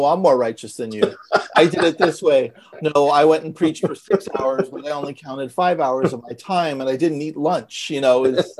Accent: San Francisco, California, United States; growing up in San Francisco

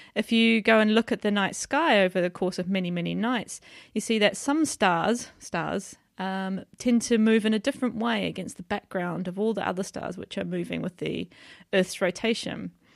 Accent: New Zealand; moved away as an adult; now in York, United Kingdom; I come from New Zealand, which is where I did my undergraduate study, my P H D

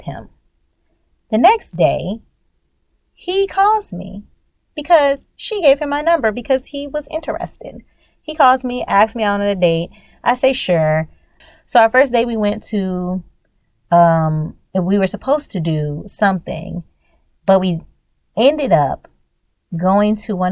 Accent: Louisiana, United States; I'm from Louisiana

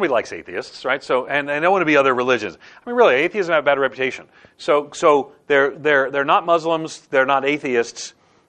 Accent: Australia; They're Australian, and because I'm Australian, because of the history

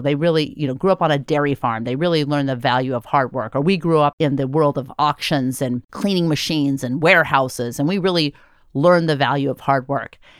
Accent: United States; as an American

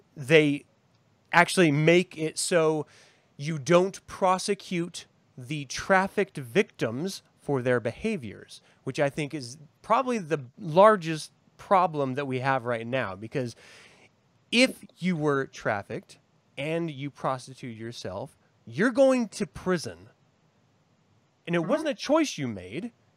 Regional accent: United States; as Americans

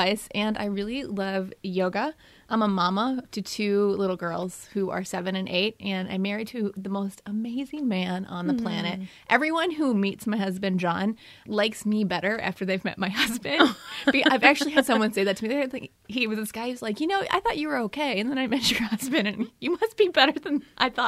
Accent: outside of Chicago, Illinois, United States; also born or lived in Wisconsin; now in Minnesota, United States; I'm originally from outside of Chicago

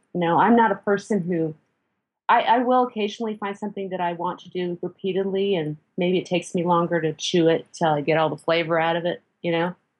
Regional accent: Midwest, United States; also born or lived in South Texas; now in Texas, United States; I grew up in the Midwest and I am now in South Texas

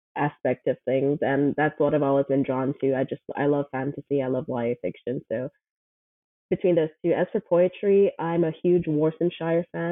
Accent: Kingston, Jamaica; moved away as an adult; also born or lived in Buford, Georgia; now in Brunswick, United States; I'm originally from Jamaica. I was born and raised in Kingston, Jamaica. I think I moved when I was 21.

